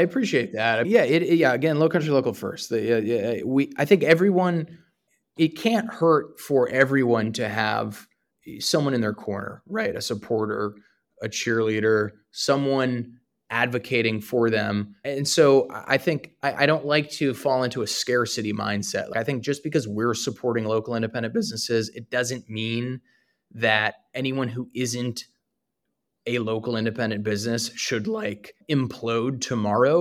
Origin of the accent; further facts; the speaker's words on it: Northeast, United States; moved away as an adult; now in Charleston, United States; I'm originally from the Northeast